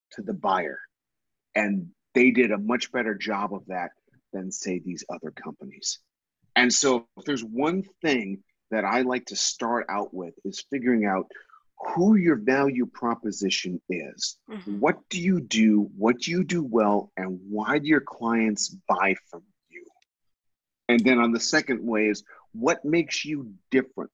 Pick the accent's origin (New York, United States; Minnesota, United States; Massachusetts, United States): Minnesota, United States; I grew up in Minnesota